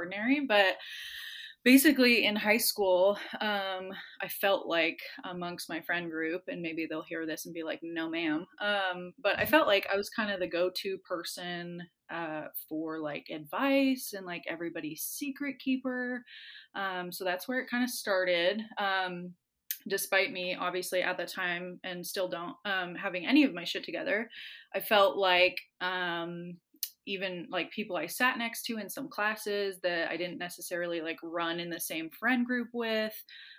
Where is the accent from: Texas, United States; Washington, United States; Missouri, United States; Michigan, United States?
Washington, United States; Seattle; moved away as an adult; now in West Virginia, United States; I'm like from the Seattle area, very much identify as a little PN dub chick.